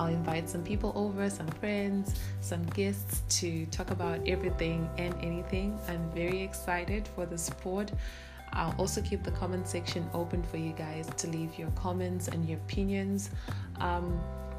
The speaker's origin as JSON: {"language": "English", "country": "Zimbabwe", "tie": "born or raised there", "first_language": "Shona", "second_language": "English", "moved": "yes", "lives_now": "Canada", "said": "I was born and raised in Zimbabwe, and I'm currently living in Canada"}